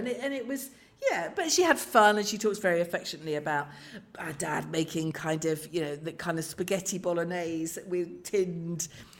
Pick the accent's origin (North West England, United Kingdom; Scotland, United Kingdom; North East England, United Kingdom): North West England, United Kingdom; Carlisle; But sort of 70s and 80s growing up in Carlisle